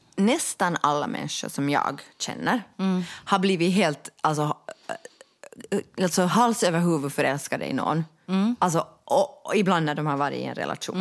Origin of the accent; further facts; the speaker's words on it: Finland; vi de facto är en diskriminerad folkgrupp